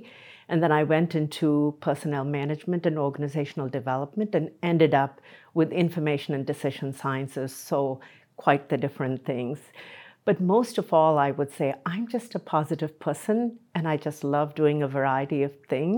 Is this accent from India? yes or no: yes; India; moved away as an adult; now in United States; So I came from India to this country in my late 20s, and I've just enjoyed being here.